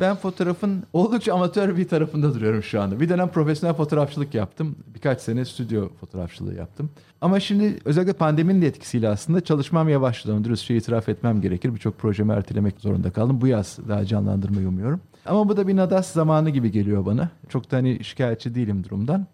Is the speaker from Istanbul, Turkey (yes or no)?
yes; Istanbul, Turkey; Şehirin içinde doğup büyüdük. Ben yani İstanbullu birisiyim.